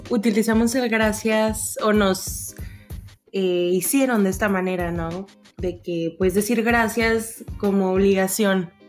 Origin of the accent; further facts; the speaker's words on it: Mexico; yo iba a decir parceros, pero yo soy mexicana.